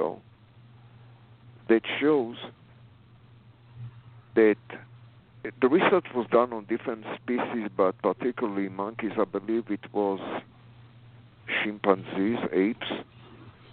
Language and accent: English; Israel; moved away as an adult; now in United States; I was born in Israel. I came here in the 80s. After the army